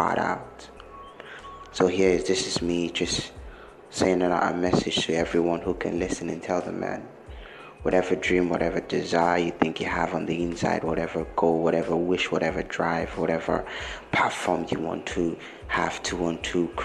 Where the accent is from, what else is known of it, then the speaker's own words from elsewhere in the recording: Nigeria; although I'm from Africa, although I'm Nigerian